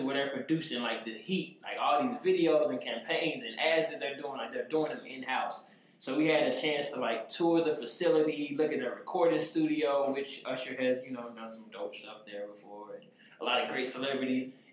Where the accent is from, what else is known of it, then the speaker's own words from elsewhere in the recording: St. Louis, Missouri, United States; I'm from St. Louis, so we be driving everywhere.